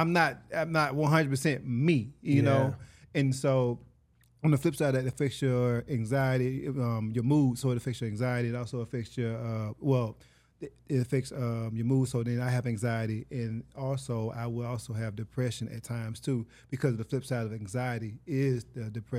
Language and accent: English; Hattiesburg, Mississippi, United States; moved away as an adult; now in Los Angeles, United States; I'm from Hattiesburg, Mississippi.